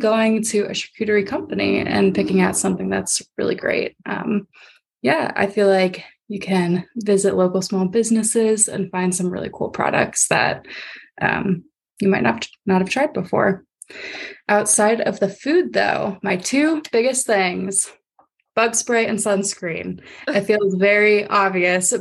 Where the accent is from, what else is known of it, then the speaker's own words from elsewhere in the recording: Akron, Ohio, United States; I'm actually from Akron, so it's more towards the Akron area